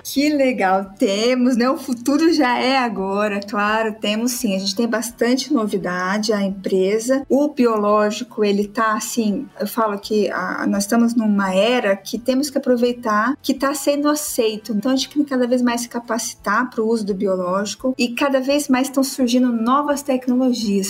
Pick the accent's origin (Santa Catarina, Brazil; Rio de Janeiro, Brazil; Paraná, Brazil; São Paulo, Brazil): Paraná, Brazil; Londrina; É 43, sou de Londrina